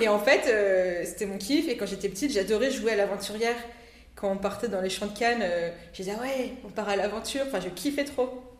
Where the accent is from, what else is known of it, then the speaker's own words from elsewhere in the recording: Réunion; also born or lived in Grenoble, France; je suis née en métropole, à Grenoble, et je suis venue m'installer avec mes parents à La Réunion quand j'avais l'âge de 8 ans.